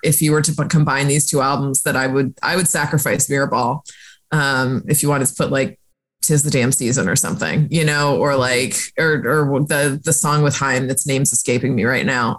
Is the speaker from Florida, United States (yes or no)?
yes; Florida, United States; growing up in Florida, like the salt air and the rust on your door